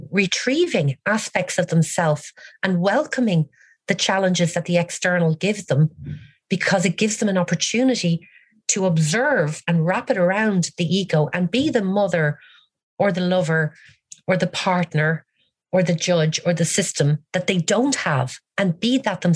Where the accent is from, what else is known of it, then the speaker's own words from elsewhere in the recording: Ireland; as an Irish woman